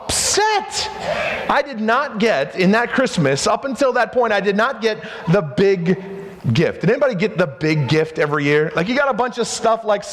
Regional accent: Spartanburg, South Carolina, United States; I was growing up in South Carolina, Spartanburg, South Carolina

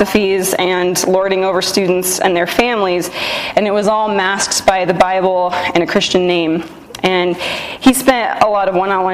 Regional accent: Loveland, Colorado, United States; I grew up in Loveland, Colorado, just about an hour from here

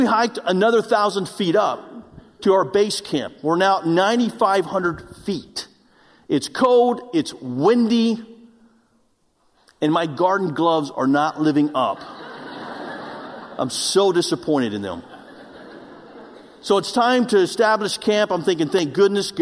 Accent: Oklahoma, United States; moved away; I'm from Oklahoma, and we don't have mountains in Oklahoma.

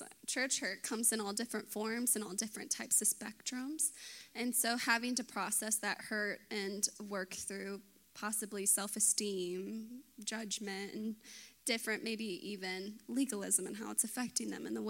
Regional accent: Dallas, Texas, United States; I was born in Dallas, lived in the suburbs.

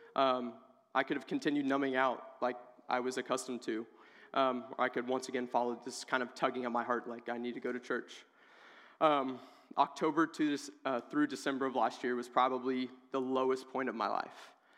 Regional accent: Oak Grove, United States; moved away as an adult; I'm originally from Oak Grove

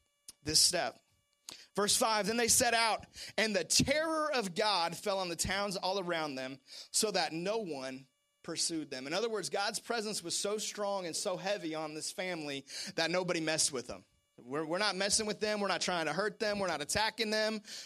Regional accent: Seattle, Washington, United States; moved away; I'm originally from Seattle, Washington

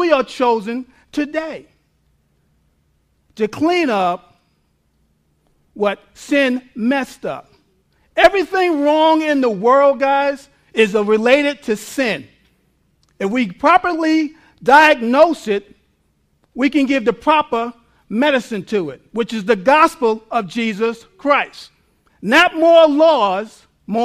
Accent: United States

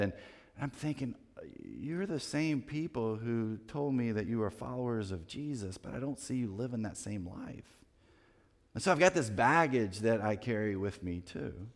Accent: Winston-Salem, North Carolina, United States; I grew up in Winston-Salem, North Carolina

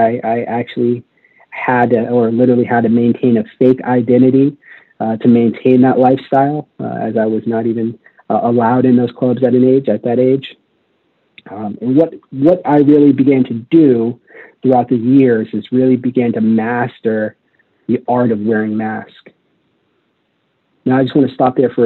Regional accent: Las Vegas, Nevada, United States; I was raised in Las Vegas, Nevada

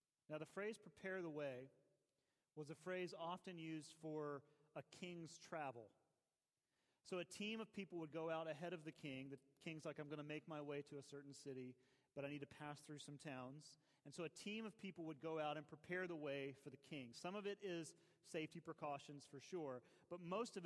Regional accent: Atlanta, Georgia, United States; you know you've grown up here when you say fulfill. I was born in Piedmont Hospital

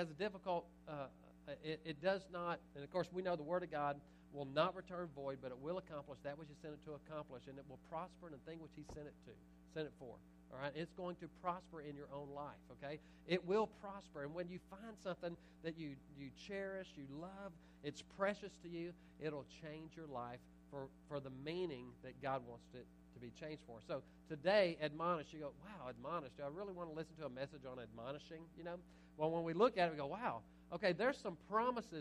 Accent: Little Cypress, Texas, United States; now in Nederland, United States; I'm from Little Cypress originally, but I live in Nederland the last 19 years

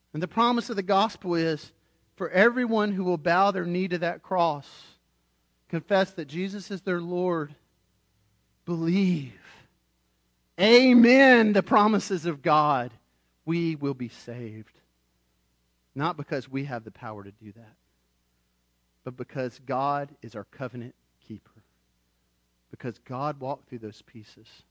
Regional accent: United States; I'm an American.

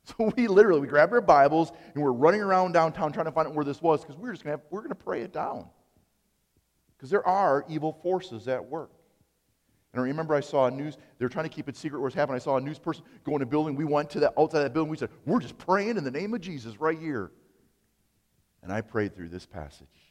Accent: Appleton, Wisconsin, United States; growing up in Appleton

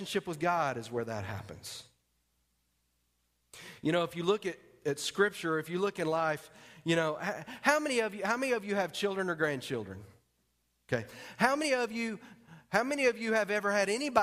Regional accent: Texas, United States; moved away; I'm from Texas

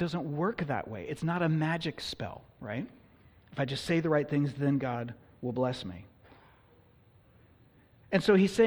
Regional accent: California, United States; the church I grew up in California

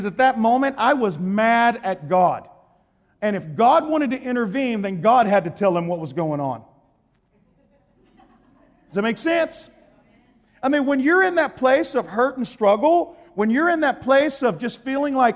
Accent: Texas, United States; I'm from Texas

